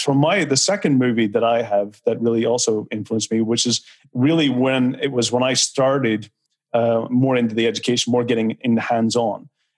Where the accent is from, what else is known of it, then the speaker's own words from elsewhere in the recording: Belfast, Northern Ireland, United Kingdom; because I'm from Belfast, I had a different growing up youth, you know, where, you know, Belfast when I was growing up was in violence. It was in wartime.